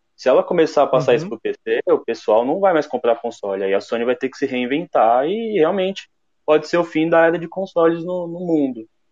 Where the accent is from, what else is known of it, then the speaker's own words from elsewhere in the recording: São Paulo, Brazil; eu sou da Zona Leste de São Paulo